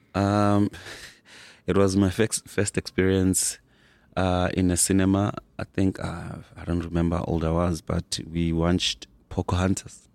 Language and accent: English; Soweto, Gauteng, South Africa; grew up in Soweto.